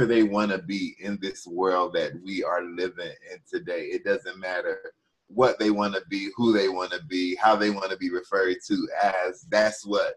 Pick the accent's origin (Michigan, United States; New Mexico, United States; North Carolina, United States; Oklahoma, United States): North Carolina, United States; I come from North Carolina.